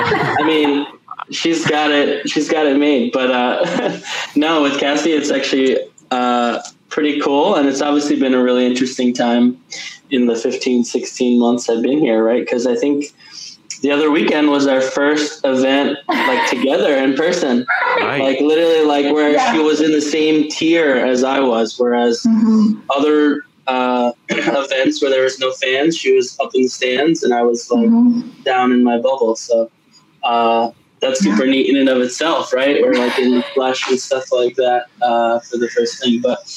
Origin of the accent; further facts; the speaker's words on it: United States; came back home to work for my hometown team, the New York Red Bulls